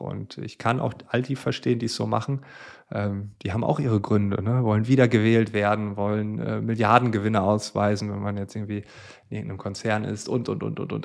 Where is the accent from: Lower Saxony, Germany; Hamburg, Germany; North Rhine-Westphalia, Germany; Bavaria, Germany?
Lower Saxony, Germany; Friesland; ich komme also aus Friesland